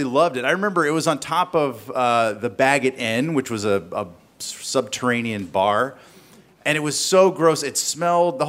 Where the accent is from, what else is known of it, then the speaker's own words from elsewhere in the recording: the South, United States; I grew up in the South